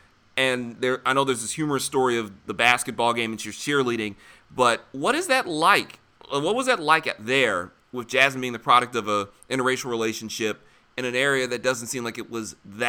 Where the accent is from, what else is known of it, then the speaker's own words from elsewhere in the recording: Detroit, Michigan, United States; moved away as an adult; now in Philadelphia, United States; I grew up in Detroit, heavily black. At the time I'm growing up in Detroit in the 80s, Detroit was about 84-85% black.